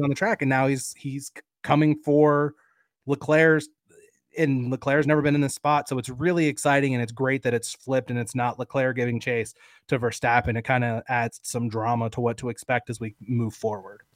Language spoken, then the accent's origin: English; United States; as an American sports fan